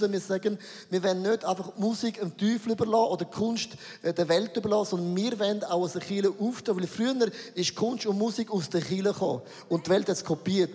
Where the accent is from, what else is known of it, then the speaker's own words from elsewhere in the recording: Switzerland; für uns als Schweizer